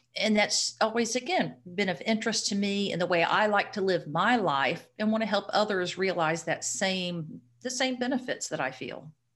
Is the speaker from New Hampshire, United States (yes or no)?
no; Florida, United States; I am a Florida native, a very proud Florida native